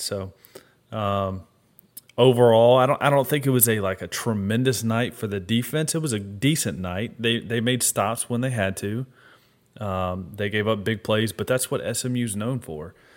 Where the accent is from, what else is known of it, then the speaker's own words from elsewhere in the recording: Memphis, Tennessee, United States; I'm from Memphis